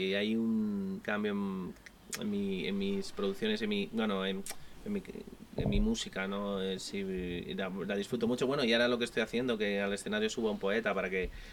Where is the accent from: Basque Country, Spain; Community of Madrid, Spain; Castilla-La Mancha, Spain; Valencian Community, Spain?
Community of Madrid, Spain; Madrid; soy de Madrid, nacido en Chamberí